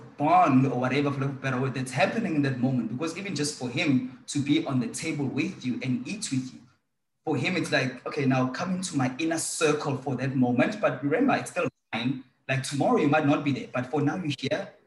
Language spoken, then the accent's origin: English; Durban, KwaZulu-Natal, South Africa; I'm from South Africa, Durban